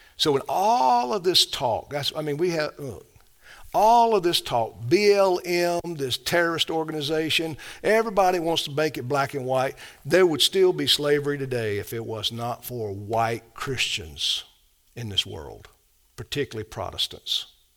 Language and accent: English; the South, United States; I love the South. I'm a Southerner